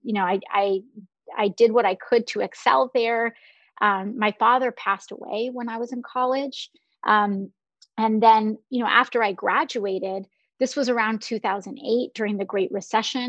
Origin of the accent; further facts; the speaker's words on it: New York City, New York, United States; I was born in Park Chester, in the Park Chester area of the Bronx